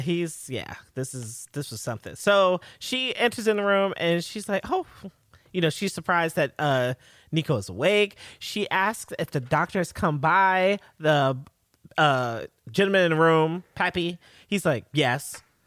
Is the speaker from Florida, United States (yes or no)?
no; New York, United States; I'm a New Yorker